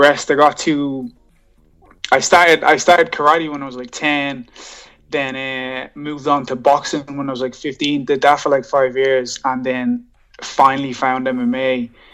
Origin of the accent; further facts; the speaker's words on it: Dublin, Leinster, Ireland; also born or lived in Johannesburg, South Africa; So I moved over to Dublin, Ireland when I was like 11 from Johannesburg, and been here since then, you know what I mean? I'm 28 now, so I've been living in Ireland most of my life.